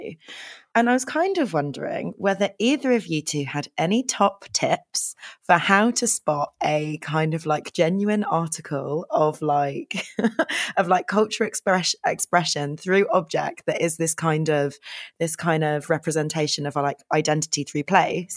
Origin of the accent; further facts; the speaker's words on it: London, United Kingdom; I grew up in Hendon